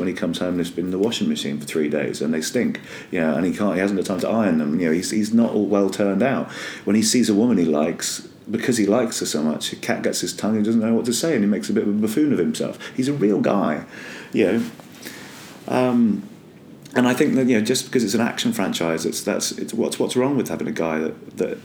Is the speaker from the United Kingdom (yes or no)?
yes; Northern Ireland, United Kingdom; accent: Northern Irish; I come from Northern Ireland.